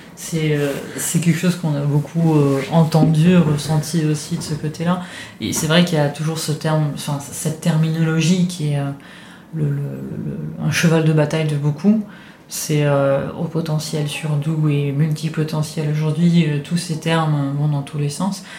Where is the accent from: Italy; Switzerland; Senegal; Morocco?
Italy; French is a second language; now in France; je viens d'Italie, je suis habitué à vivre dans un monde où la religion est très très présente